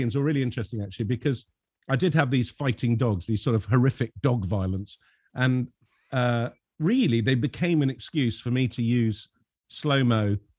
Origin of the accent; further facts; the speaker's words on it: Lebanon; You know, growing up in Lebanon, I had a lot of French and Belgian comics, which are very surreal